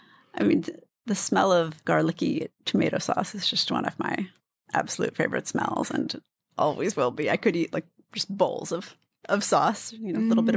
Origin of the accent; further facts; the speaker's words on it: D.C. area, Maryland, United States; In the D.C. area, Maryland, right outside.